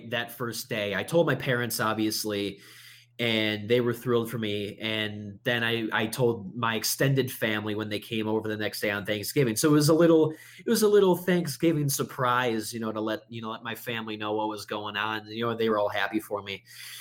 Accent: Buffalo, New York, United States; moved away as an adult; now in Arlington, Virginia, United States; we're from Buffalo

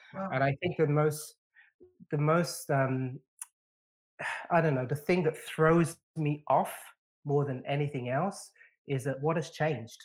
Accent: London, United Kingdom; When I was a kid, when I was a teenager growing up in London, I was stopped by the police on numerous occasions

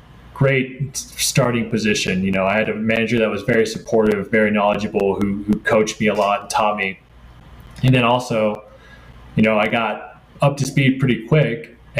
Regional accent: United States; also born or lived in Turin, Italy / Stockholm, Sweden; also difficult to really get a real job as an American abroad, right?

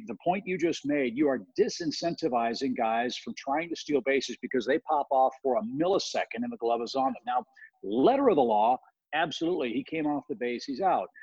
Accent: St. Louis, Missouri, United States; I grew up in St. Louis

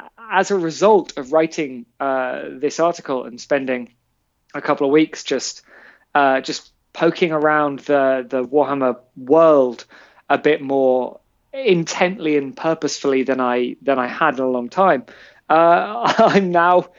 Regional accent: London, United Kingdom; I grew up in Shepherd's Bush

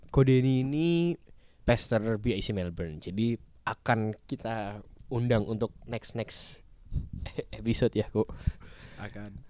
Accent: Semarang, Central Java, Indonesia; aku Semarang kok.

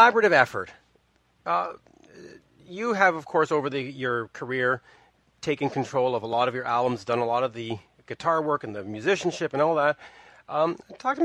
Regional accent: Canada; as a Canadian

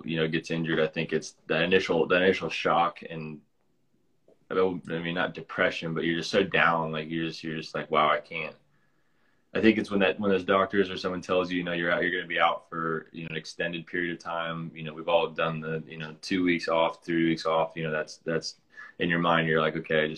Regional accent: Lincoln, Nebraska, United States; I was born in Lincoln

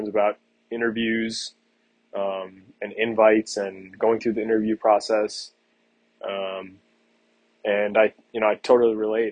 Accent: South Florida, United States; growing up in South Florida

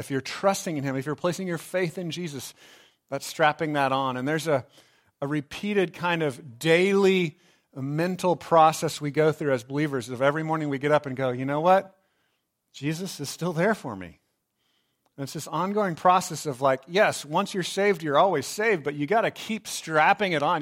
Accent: Texas, United States; I grew up in Texas

